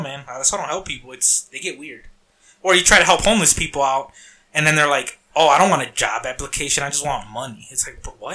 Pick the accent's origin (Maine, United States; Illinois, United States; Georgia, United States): Illinois, United States; Harvey; I grew up in Harvey.